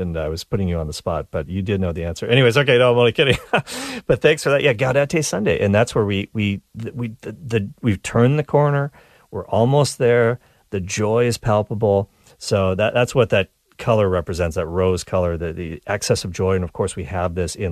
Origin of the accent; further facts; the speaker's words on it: Nova Scotia, Canada; I grew up in Nova Scotia, so I feel like that was the Canadian Maine